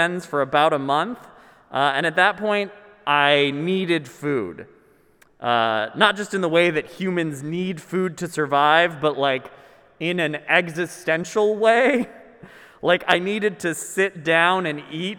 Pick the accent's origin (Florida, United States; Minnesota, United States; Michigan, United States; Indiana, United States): Minnesota, United States; I'm Minnesotan